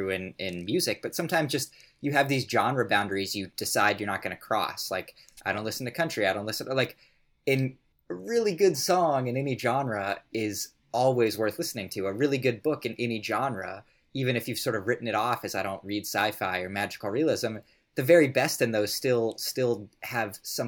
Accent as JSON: {"language": "English", "region": "Colorado", "country": "United States", "said": "I'm from Colorado"}